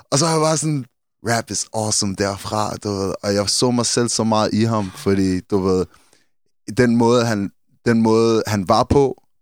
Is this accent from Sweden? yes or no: no; London, United Kingdom; Som også har influeret fordi vi er fra London, ikke?